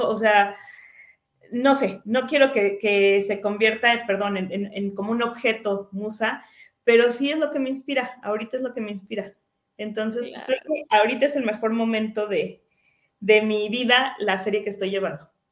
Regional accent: Querétaro, Mexico; hija de Juan y de Coco, de Moroleón, Guanajuato y de Celaya, soy queretana

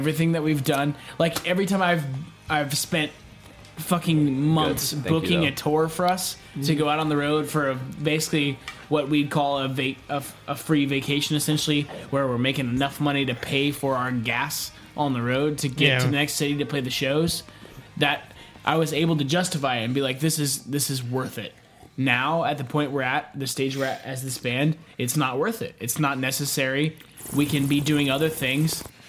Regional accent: Houston, Texas, United States; We're from Houston.

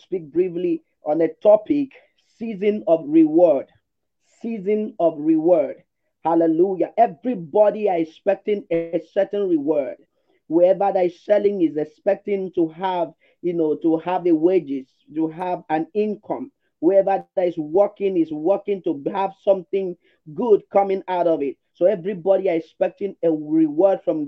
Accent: Nigeria; also born or lived in Lagos; I'm from Nigeria.

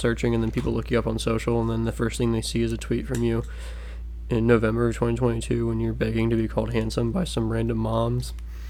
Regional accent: Cincinnati, Ohio, United States; Two boys born and raised in Cincinnati, Ohio, who are now grown men doing things on the internet for the sake of comedy.

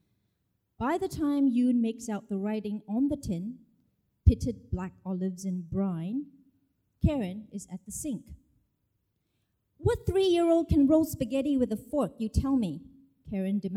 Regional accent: Malaysia; moved away as an adult; also born or lived in United States; now in United Kingdom; I should correctly identify myself as Malaysian Chinese, meaning originally from Malaysia, but I now, I'm a UK citizen, so, you know, I immigrated

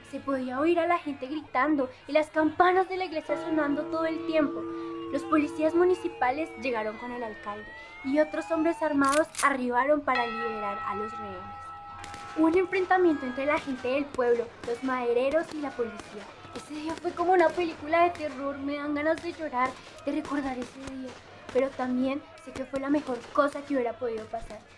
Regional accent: Cherán, Michoacán, Mexico; born there; Yo nací en México, en una comunidad indígena pequeña llamada Cherán, en el estado de Michoacán.

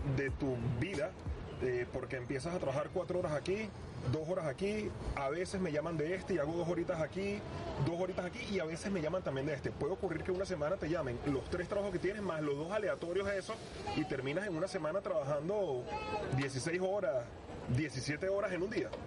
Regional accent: Venezuela; moved away

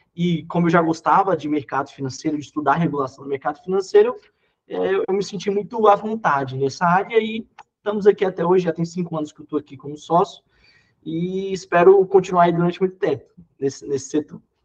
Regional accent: Brasília, Federal District, Brazil; eu sou de Brasília, sou natural aqui de Brasília

